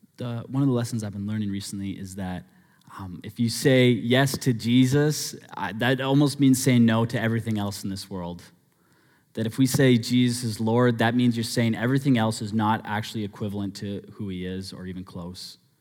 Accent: Abbotsford, British Columbia, Canada; growing up in Abbotsford

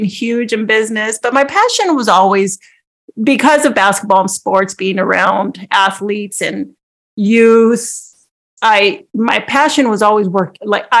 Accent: Los Angeles, California, United States; I was born and raised in Los Angeles, and most people would say, yes, East

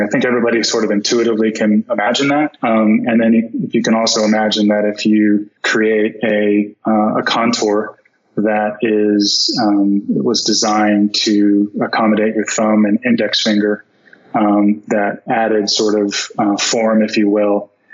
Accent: Florida, United States; I'm from Florida

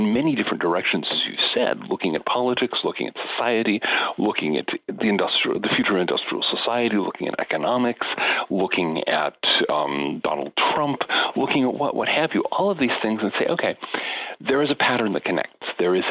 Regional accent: United States; growing up in the American suburbs in the 1960s and 1970s

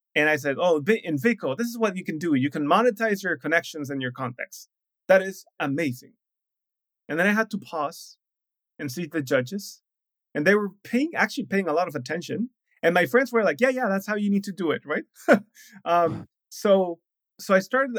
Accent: Mexico; moved away as an adult; also born or lived in Shanghai, China / Brazil; I'm from Mexico

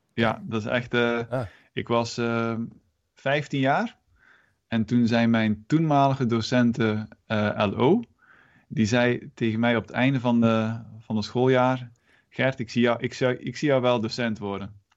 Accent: Moerbeke, Flanders, Belgium; moved away as an adult; also born or lived in Ghent, Belgium; now in Netherlands; ik ben ook Belg van oorsprong

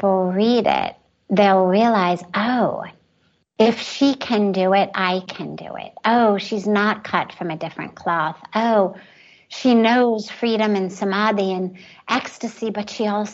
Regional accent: Los Angeles, California, United States; moved away as an adult; now in India; growing up in Los Angeles with all the privilege

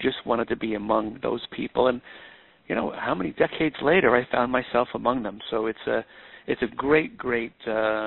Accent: Babylon, New York, United States; I was born and raised in Babylon, Long Island

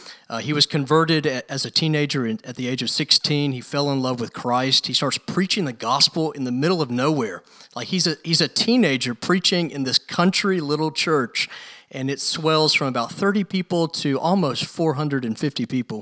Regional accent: Louisville, Kentucky, United States; born there; So I'm 35 years old. I was born in 1981 in Louisville, Kentucky.

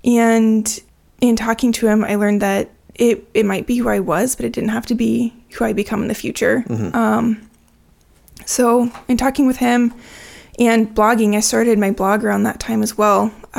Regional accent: Nebraska, United States; also born or lived in Washington; I grew up in Nebraska and Washington State, kind of split between the two.

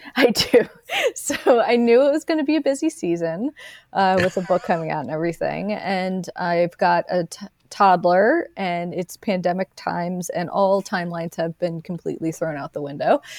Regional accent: Delaware County, Pennsylvania, United States; accent: Philadelphia; moved away as an adult; also born or lived in Philadelphia; now in Los Angeles, United States; I grew up in Delaware County and went, moved to Philadelphia fifteen minutes away for, for undergrad, for school, and I lived there until two thousand nine when I moved to Los Angeles

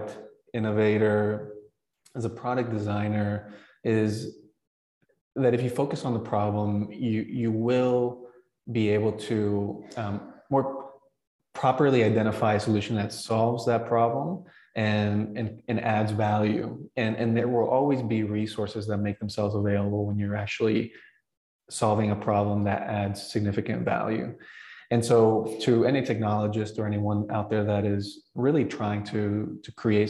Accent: Bolivia; moved away; growing up in Bolivia and immigrating

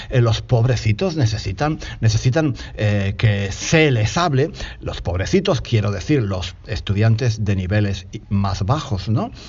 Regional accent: Spain; porque soy un tío de España que estoy hablando aquí como un loco

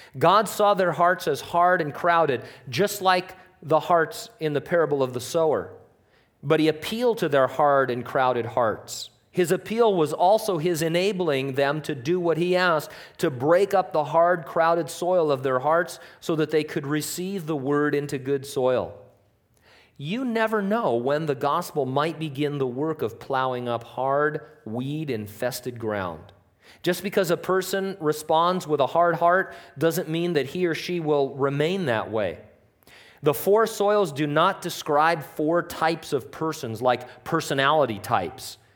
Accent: United States; we're American

